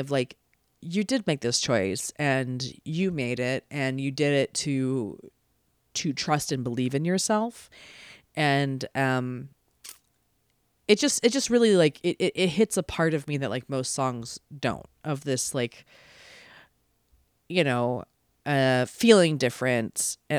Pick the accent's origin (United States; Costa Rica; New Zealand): United States; East Coast; now in Los Angeles, United States; you know, I live in Los Angeles and I'm from the East Coast originally, and my whole family is there and I love them.